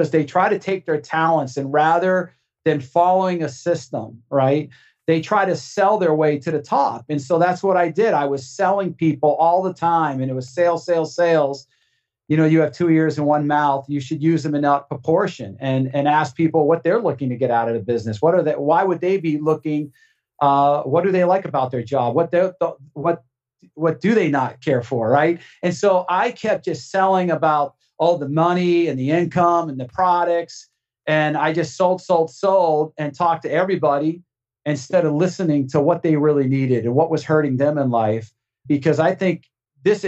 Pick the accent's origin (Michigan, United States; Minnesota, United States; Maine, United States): Maine, United States; moved away; I'm from Maine originally